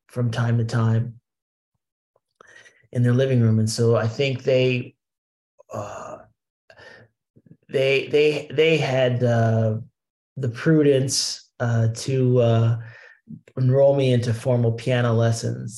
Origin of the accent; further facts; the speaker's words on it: Columbus, Ohio, United States; moved away as an adult; also born or lived in Brooklyn, New York; now in New York, United States; I'm a Midwesterner from Columbus, Ohio, born and raised, moved to New York in 2003 and been here ever since